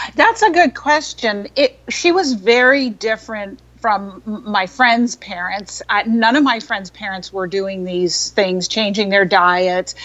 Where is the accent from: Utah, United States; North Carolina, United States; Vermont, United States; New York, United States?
New York, United States; New York City; I grew up in New York City, in Manhattan